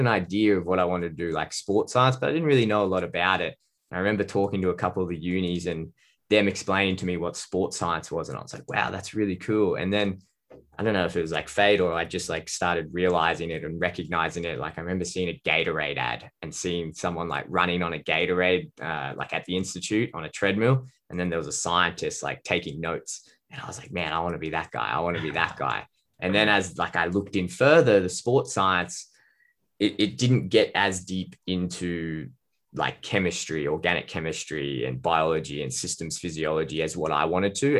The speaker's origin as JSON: {"language": "English", "country": "Australia", "said": "I'm a dietitian from Australia"}